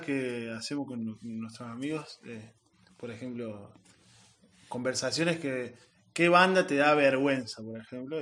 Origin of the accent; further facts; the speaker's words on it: Santa Ana, Córdoba, Argentina; Soy de la sierra, sí yo soy de Santa Ana, que está muy cerquita de Altagracia